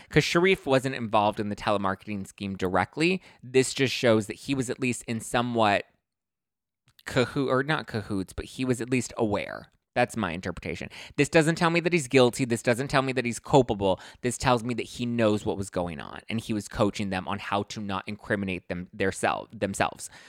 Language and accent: English; Los Angeles, California, United States; I'm from East L